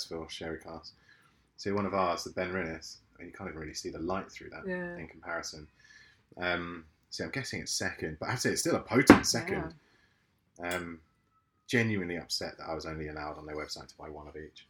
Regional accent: London, United Kingdom; from London, my hometown

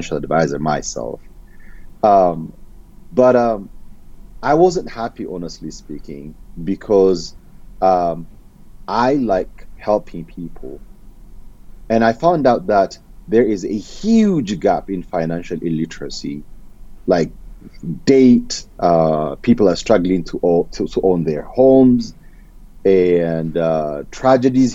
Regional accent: Ethiopia; moved away as an adult; now in United States; I'm originally from Ethiopia.

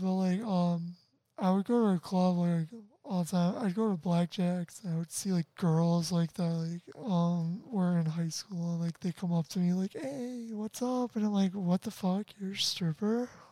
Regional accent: Chicago suburbs, Illinois, United States; if i do move like from illinois i will miss a lot of people

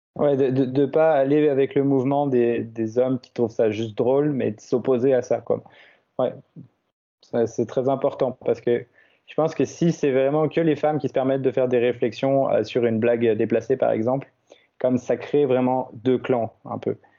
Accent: France; now in Canada; mon pays d'origine, la France

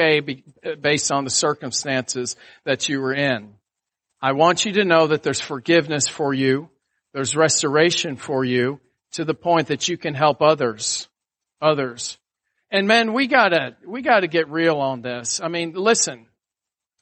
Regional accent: Atlanta, Georgia, United States; also born or lived in Buffalo, New York; you're born in Buffalo, New York, and then you move to Atlanta, Georgia in the fourth grade.

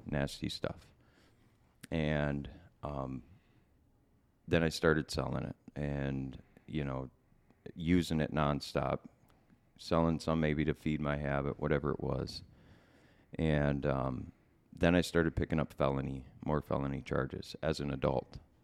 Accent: Bloomington, Minnesota, United States; also born or lived in Center City, Minnesota; I was born in Center City, that's in Chisago County. Um, and we pretty much lived, uh, mostly in Bloomington, um, growing up

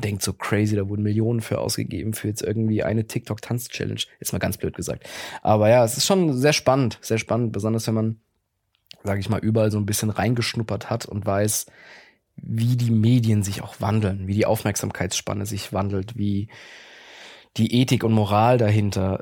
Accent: Mannheim, Baden-Württemberg, Germany; moved away as an adult; now in Berlin, Germany; Ich komme aus Mannheim-Gegend. Ich bin okay. gebürtiger Mannheimer.

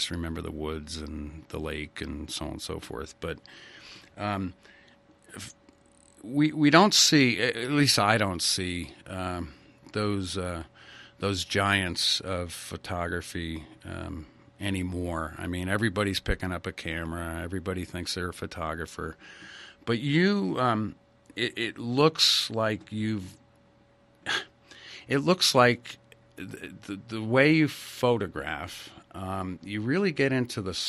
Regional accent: Ridgefield, Connecticut, United States; I grew up in Ridgefield, Connecticut

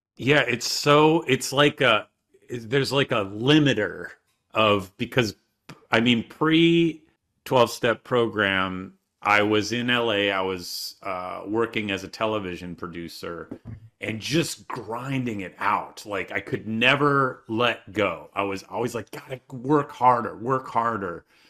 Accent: Michigan, United States; I grew up in Michigan

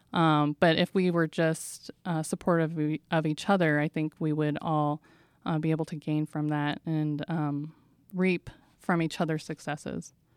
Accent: San Diego, California, United States; I'm from San Diego, California

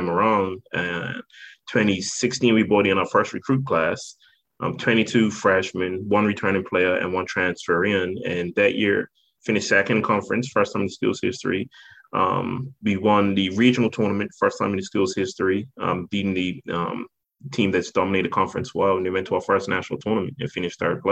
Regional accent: Bermuda; accent: British; moved away as an adult; born and raised in Bermuda

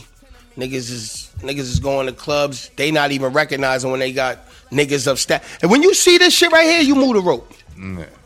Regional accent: Boston, Massachusetts, United States; I'm from Boston

